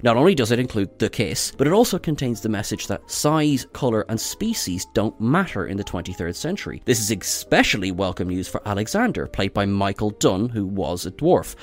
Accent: Ireland; accent: Irish; I'm an Irish man

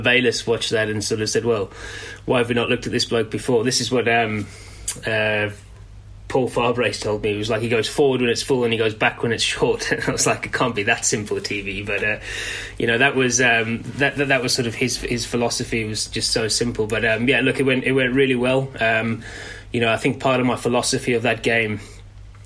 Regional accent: South Africa; also born or lived in Middlesex / Yorkshire; now in England; I grew up in South Africa, all my schooling and age group and all my idols were South Africans

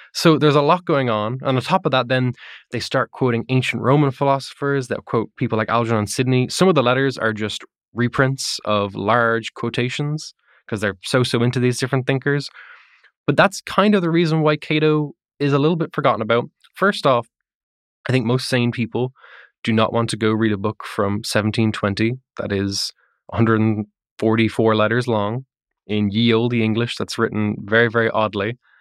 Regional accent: Ireland; I'm not from America, I'm Irish

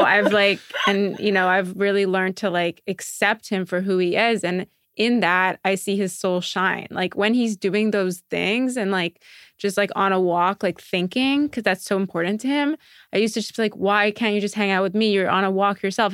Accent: Montreal, Quebec, Canada; moved away as an adult; I'm from Montreal originally

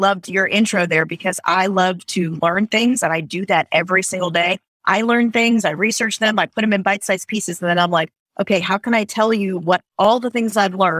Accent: South Florida, United States; now in North Carolina, United States; I grew up in South Florida.

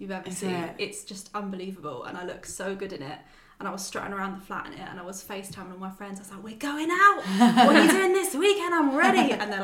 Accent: Brighton, South East England, United Kingdom; Growing up in Brighton

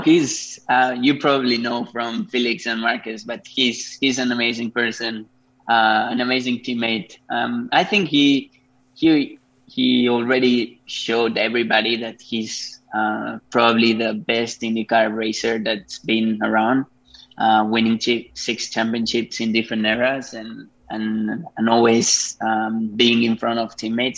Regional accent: Spain; moved away as an adult; also born or lived in Japan; I'm from Spain. I started racing there

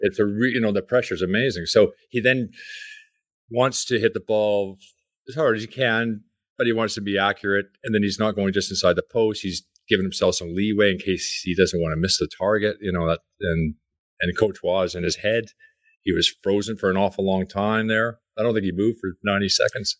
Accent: Coquitlam, British Columbia, Canada; I grew up in Coquitlam

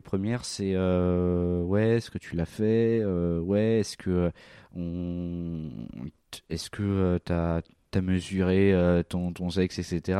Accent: Val-d'Oise, Île-de-France, France; J'ai grandi dans le Val d'Oise.

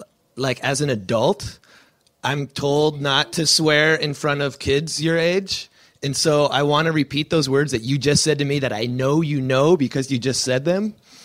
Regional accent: Bay Area, California, United States; where I grew up in the Bay Area.

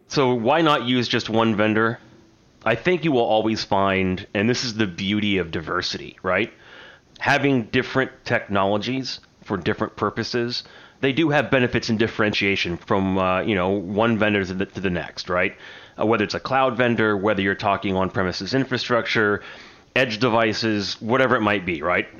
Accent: United States; I'm an American

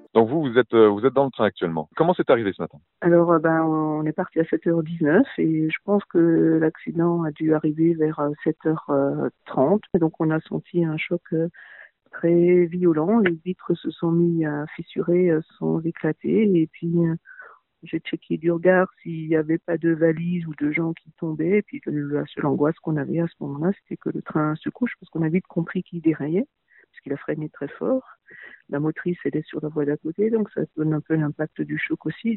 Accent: Littenheim, Grand Est, France; Littenheim, dont je suis originaire

